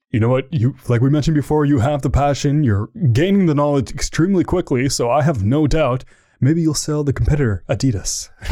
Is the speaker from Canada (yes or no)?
yes; Canada; I'm from Canada